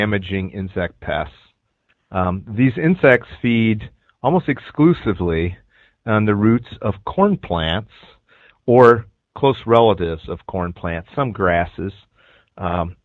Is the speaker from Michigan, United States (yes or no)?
yes; Michigan, United States; moved away as an adult; also born or lived in Arizona; now in Illinois, United States; I'm originally from Michigan